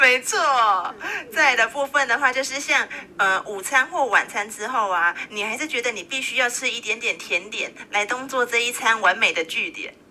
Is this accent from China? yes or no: no; Taiwan; 我们台湾人的话，每年呢，我们会吃掉六十万公吨的糖